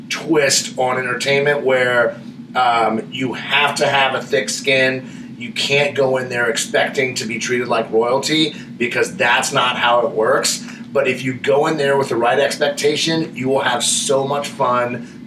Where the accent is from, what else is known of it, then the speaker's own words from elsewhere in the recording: Florida, United States; now in Las Vegas, United States; I come from Florida